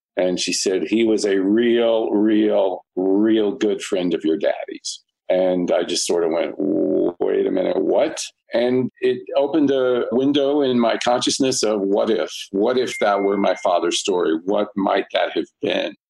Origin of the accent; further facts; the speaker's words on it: Marietta, Georgia, United States; moved away as an adult; also born or lived in New York City; now in Los Angeles, United States; I went home to my hometown of Marietta, Georgia